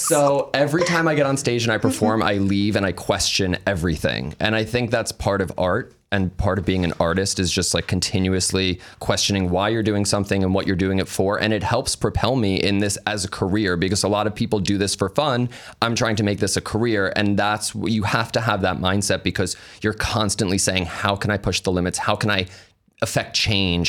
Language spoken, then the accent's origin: English; New York, United States; we're from New York. So I was always going into the city at a young age